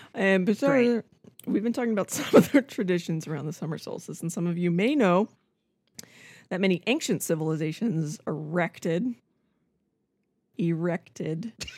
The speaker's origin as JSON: {"language": "English", "town": "Albuquerque", "region": "New Mexico", "country": "United States", "tie": "born or raised there", "said": "when I was growing up in Albuquerque, New Mexico"}